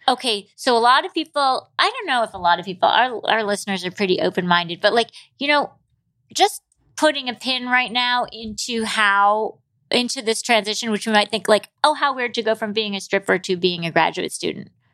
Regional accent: Michigan, United States; I'm from Michigan

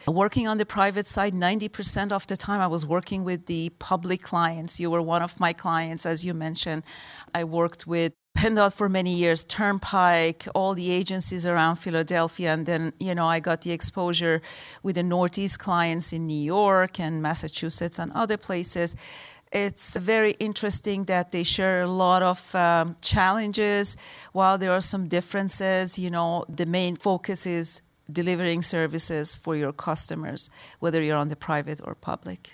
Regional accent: Tehran, Tehran Province, Iran; moved away; also born or lived in Michigan, United States; I grew up in Iran.

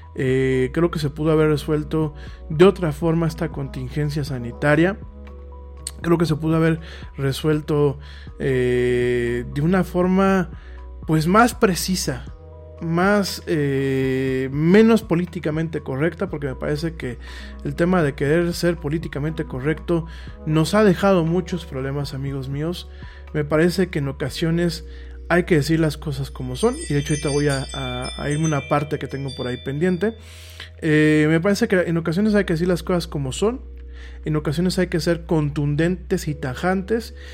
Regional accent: Mexico; soy mexicano. Eh, aquí vivo

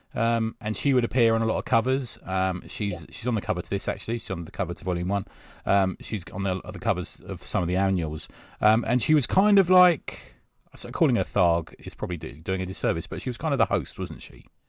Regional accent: London, United Kingdom; growing up in South London

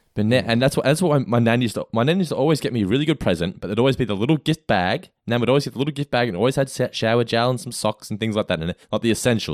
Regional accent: Australia; I grew up in Australia

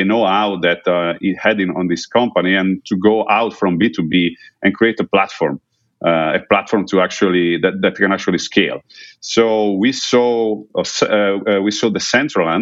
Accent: Udine, Friuli-Venezia Giulia, Italy; in Udine, my hometown here in Italy

